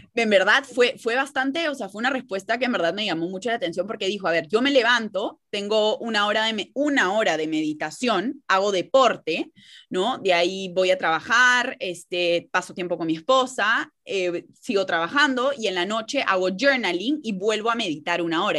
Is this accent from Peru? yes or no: yes; Peru; ambas somos de Perú